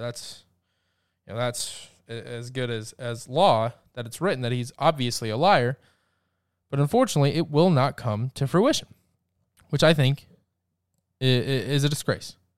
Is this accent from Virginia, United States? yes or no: no; Georgia, United States; my home state of Georgia